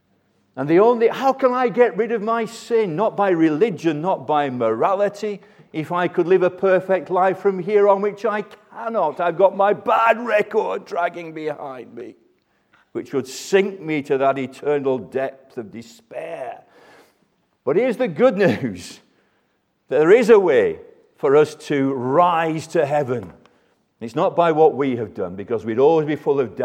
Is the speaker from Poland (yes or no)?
no; Burnley, North West England, United Kingdom; my hometown of Burnley.